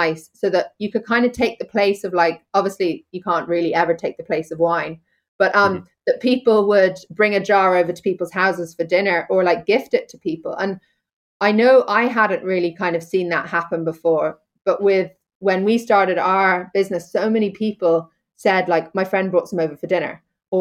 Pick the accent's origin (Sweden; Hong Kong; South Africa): Hong Kong; now in Connemara, Ireland; I was born over in Hong Kong, as you say, and had this kind of two worlds where I grew. I spent my summers on the west coast of Ireland, here in Connemara, picking blackberries and winkles and being in rock pools, and then spent my school years and kind of all the rest of my time in a really busy Hong Kong